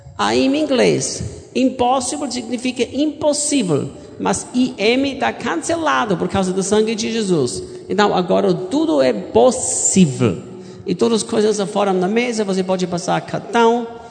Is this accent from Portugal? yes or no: no; Austria; Portuguese is a second language; moved away as an adult; also born or lived in United States; now in Goiânia, Brazil; eu sou austríaco. Eu nasci em cresci na Áustria